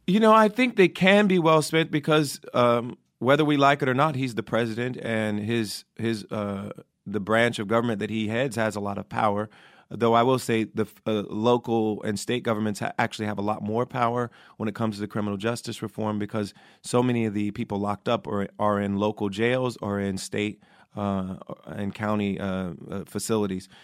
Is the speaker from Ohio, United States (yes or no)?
yes; Ohio, United States; also born or lived in New York; now in Los Angeles, United States; I used to vote in New York, and I'm from Ohio originally